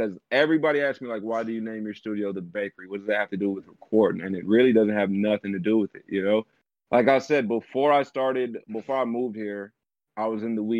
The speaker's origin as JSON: {"language": "English", "region": "Illinois", "country": "United States", "also_born_or_lived": "California", "moved": "as an adult", "said": "I'm from Illinois originally"}